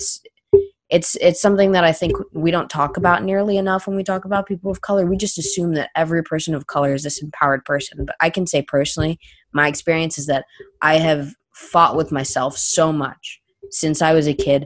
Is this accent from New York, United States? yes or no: no; Florida, United States; That's my home state, Florida. That's an hour from my house